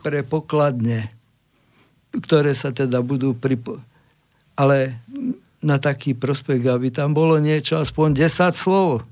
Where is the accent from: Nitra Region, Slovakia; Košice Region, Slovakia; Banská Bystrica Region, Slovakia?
Banská Bystrica Region, Slovakia; Banská Bystrica; Slovák som hrdý na Slovenské národné povstanie a ako Bystričan duplom